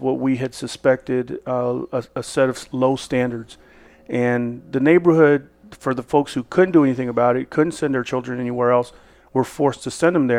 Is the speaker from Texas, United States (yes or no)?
yes; Fort Worth, Texas, United States; where I grew up in Northside Diamond Hill of Fort Worth, Texas